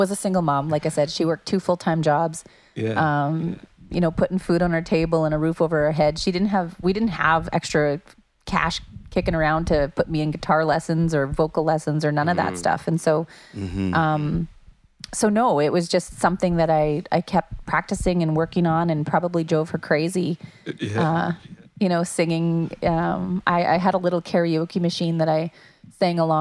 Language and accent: English; Dauphin, Manitoba, Canada; I grew up in Dauphin, which is about 3.5 hours north of Winnipeg